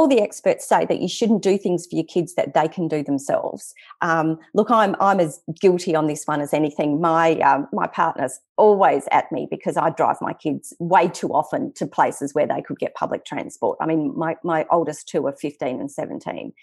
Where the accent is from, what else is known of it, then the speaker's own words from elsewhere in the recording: Western Australian bush, Australia; we grew up in the Western Australian bush